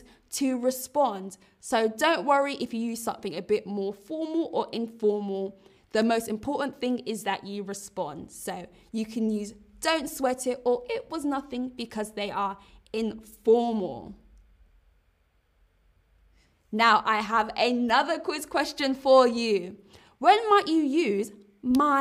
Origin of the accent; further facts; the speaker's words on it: London, United Kingdom; London is my hometown